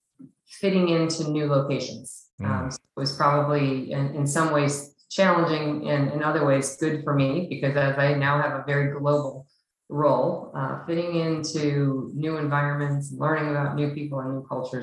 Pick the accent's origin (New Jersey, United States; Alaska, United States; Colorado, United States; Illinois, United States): Illinois, United States; Chicago; So I was born in the Midwest in Illinois near Chicago. I was born to teenage parents. That didn't stay married very long. And I had quite a difficult childhood with a lot of moves across the Illinois, Chicagoland area